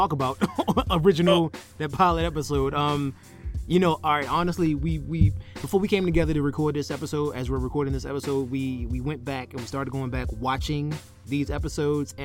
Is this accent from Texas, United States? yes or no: no; Baltimore, Maryland, United States; I'm from Baltimore. I'm from Baltimore, Maryland, and you can tell by how I say it